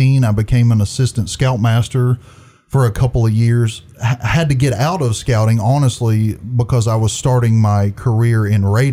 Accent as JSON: {"language": "English", "town": "Trenton", "region": "Georgia", "country": "United States", "tie": "born or raised there", "said": "Born and raised in Trenton"}